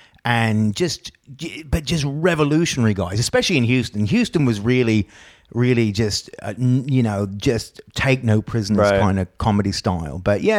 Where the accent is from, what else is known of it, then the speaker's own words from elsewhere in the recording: Australia; also born or lived in Brisbane / Texas / San Francisco / Dallas; now in United States; I was kidnapped from Australia, brought to the Americas. That's the thing, because I was saying before, I'm always Australian until a real Australian shows up like Will, and then I'm not even Australian anymore because I've lived here for a long